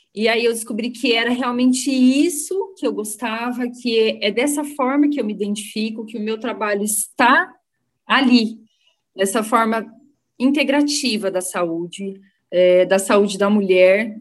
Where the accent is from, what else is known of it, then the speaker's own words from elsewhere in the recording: Londrina, Paraná, Brazil; eu sou de Londrina, eu nasci em Londrina e moro em Londrina